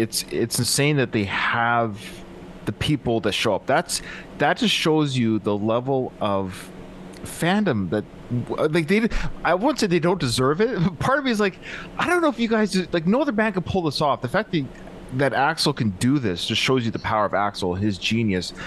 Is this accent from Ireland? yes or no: no; British Columbia, Canada; I'm from British Columbia